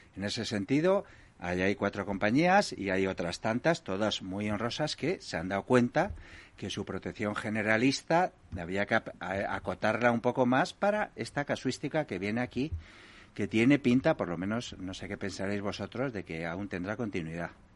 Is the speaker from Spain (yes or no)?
yes; Galicia, Spain; yo soy gallego